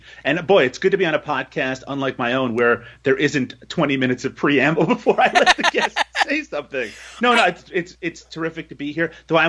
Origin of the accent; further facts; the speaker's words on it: Newfoundland and Labrador, Canada; now in Ontario, Canada; Of embarrassing, but the fact that I'm from Newfoundland is something I'm very proud of. Even though I am living in the cesspool that is Ontario at the moment, I pine for my home.